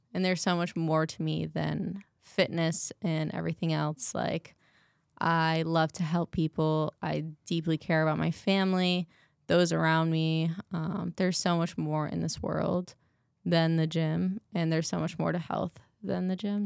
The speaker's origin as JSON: {"language": "English", "region": "Massachusetts", "country": "United States", "moved": "yes", "lives_now": "Arizona, United States", "said": "I'm from Massachusetts"}